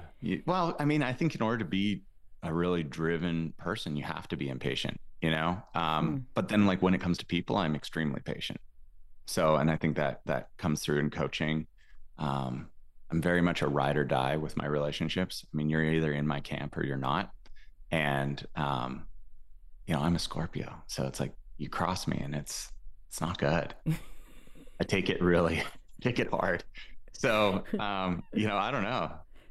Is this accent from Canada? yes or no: yes; Alberta, Canada; I grew up in a podunk, weird little town in Alberta, Canada.